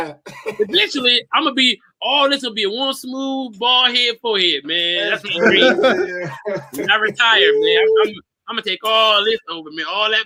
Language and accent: English; Detroit, Michigan, United States; I'm from where the fiends is. I'm from Brightmoor, nigga.